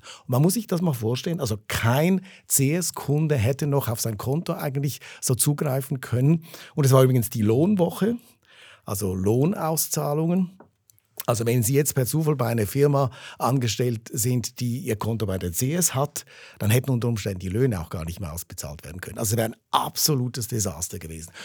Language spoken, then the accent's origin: German; Zurich, Switzerland; ich bin Zürcher, ich bin in der Stadt Zürich aufgewachsen